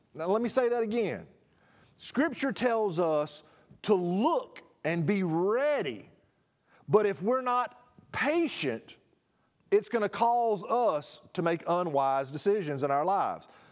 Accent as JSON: {"language": "English", "country": "United States", "said": "I am as American"}